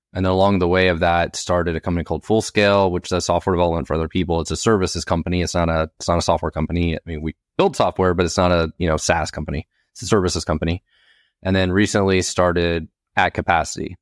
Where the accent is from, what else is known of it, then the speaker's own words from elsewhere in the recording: Oklahoma, United States; I was born in Oklahoma in a trailer park